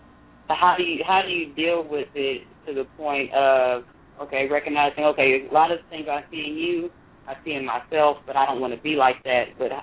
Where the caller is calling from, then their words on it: Fort Worth, Texas, United States; I'm calling from Fort Worth, Texas.